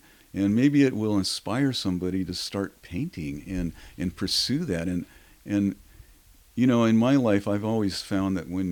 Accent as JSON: {"language": "English", "town": "Seattle", "region": "Washington", "country": "United States", "tie": "born or raised there", "said": "I was born in Seattle. I was raised as a little boy here."}